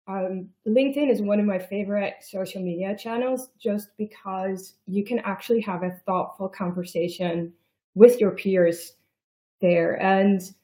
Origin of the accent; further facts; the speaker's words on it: Netherlands; also born or lived in Germany / United States; So I live in the Netherlands. I am Dutch, but I have lived in Germany and in the United States